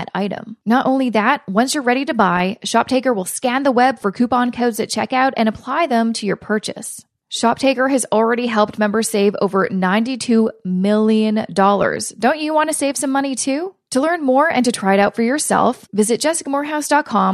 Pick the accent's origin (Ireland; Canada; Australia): Canada; I'm Canadian